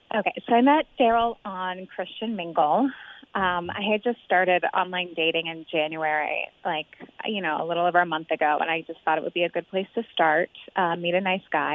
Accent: Cincinnati, Ohio, United States; We're both from the West Side. We both love the Bengals and the Reds, and we both graduated with degrees in marketing from UC.

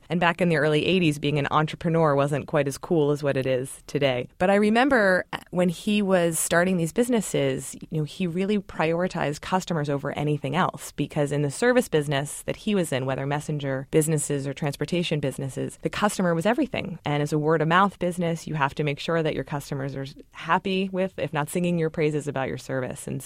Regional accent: Baltimore, Maryland, United States; I grew up in Baltimore, my mother wanted us to live there and attend an all-girls school

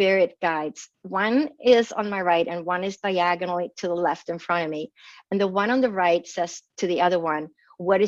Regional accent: northern Sweden, Sweden; moved away; I grew up in Sweden, in northern Scandinavia and Europe

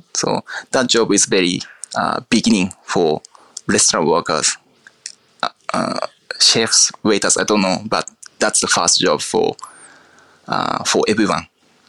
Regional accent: Akita, Japan; English is a second language; Yes, Akita is very countryside. And my hometown is country of the country. So mountains, rice fields, beach fields, just summertime green everywhere.

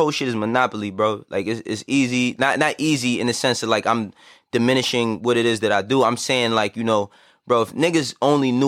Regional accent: New York City, New York, United States; also born or lived in Harlem; I'm from Harlem, but I am from the Bronx as well. I was born and raised in the Bronx, and then I moved to Harlem

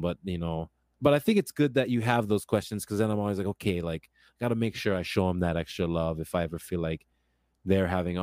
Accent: Kailua, Hawaii, United States; growing up in Kailua too

